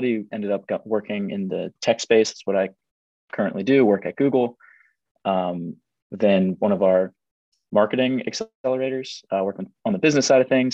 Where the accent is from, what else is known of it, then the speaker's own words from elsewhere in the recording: Delray Beach, Florida, United States; moved away as an adult; also born or lived in Ithaca, New York; Was born and raised in South Florida